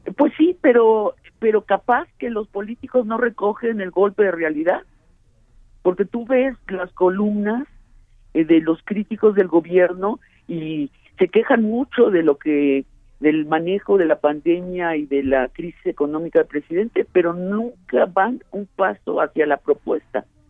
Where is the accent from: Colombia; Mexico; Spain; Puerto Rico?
Mexico; nosotros los mexicanos